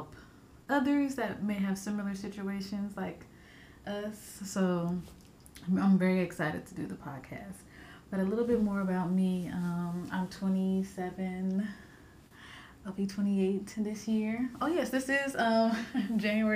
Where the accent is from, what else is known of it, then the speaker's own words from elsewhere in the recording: Fort Worth, Texas, United States; I'm from Texas, Fort Worth, Texas